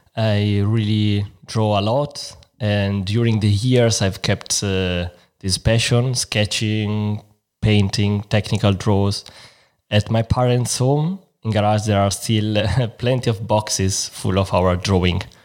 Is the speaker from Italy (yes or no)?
yes; Milan, Lombardy, Italy; English is a second language; moved away as an adult; now in Frankfurt, Germany; I'm from Milan